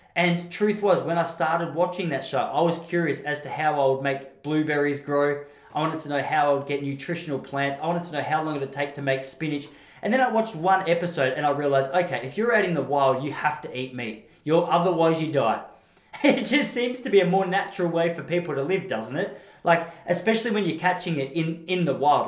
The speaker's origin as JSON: {"language": "English", "country": "Australia", "said": "I'm an Aussie."}